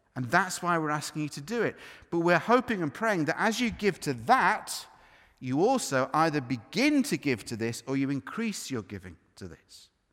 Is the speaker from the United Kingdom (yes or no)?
yes; United Kingdom; we're, we're British.